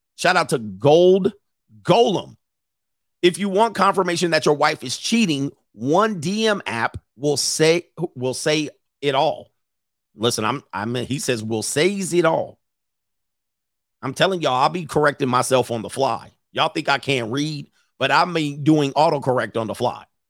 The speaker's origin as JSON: {"language": "English", "region": "Southern California", "country": "United States", "tie": "born or raised there", "moved": "as an adult", "said": "I grew up in Southern California"}